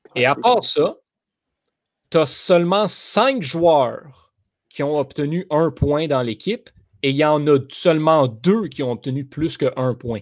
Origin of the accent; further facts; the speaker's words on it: Montreal region, Quebec, Canada; nous sommes Québécois, nous sommes de la région de Montréal.